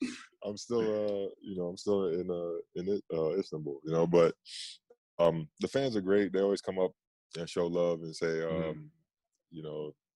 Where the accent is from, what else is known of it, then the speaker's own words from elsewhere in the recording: Queens, New York, United States; from Left Rack City